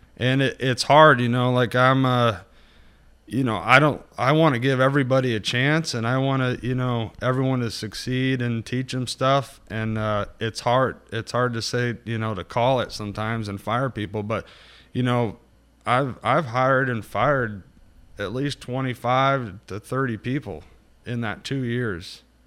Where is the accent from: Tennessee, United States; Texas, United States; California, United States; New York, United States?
California, United States; Northern; also born or lived in Santa Rosa; I was born and raised mainly in Northern California. Uh, Santa Rosa is where I started and kind of, uh, north from there